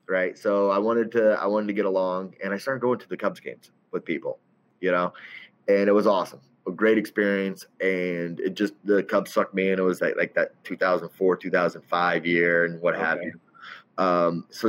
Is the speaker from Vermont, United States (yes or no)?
no; Centralia, Illinois, United States; moved away as an adult; also born or lived in Charleston, Illinois / Naperville, Illinois / Chicago, Illinois; now in Chicago suburbs, United States; I'm originally from Southern Illinois, Centralia, about 45 miles east of St. Louis